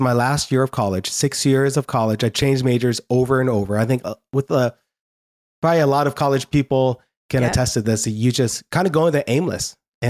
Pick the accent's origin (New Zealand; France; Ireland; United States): United States; Newark, New Jersey; born there; I'm not leaving America. I'm born in Newark, New Jersey. So I'm Asian in looks, but I'm very American in blood. And I said, I have no idea. I can't even speak Tibetan.